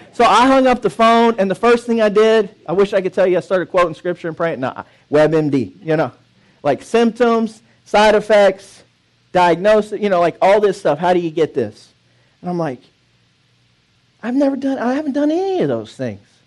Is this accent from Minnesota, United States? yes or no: no; Dallas, Texas, United States; I miss my country of Texas. So it's uh, we're from Dallas